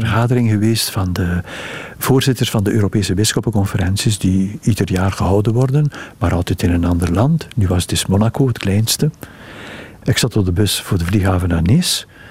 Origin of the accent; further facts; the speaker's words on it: Ghent, Flanders, Belgium; moved away as an adult; also born or lived in Brussels; ik ben in Gent geboren